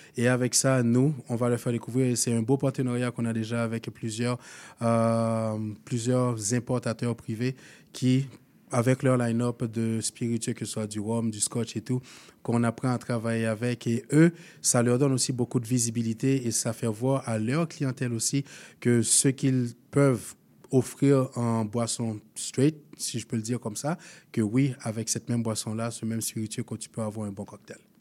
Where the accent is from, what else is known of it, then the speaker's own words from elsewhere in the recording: Haiti; moved away as an adult; now in Canada; Je viens d'Haïti.